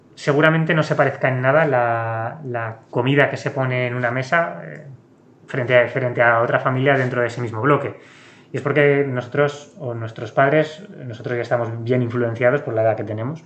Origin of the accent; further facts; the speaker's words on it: Aragon, Spain; yo que soy de, aquí, de Aragón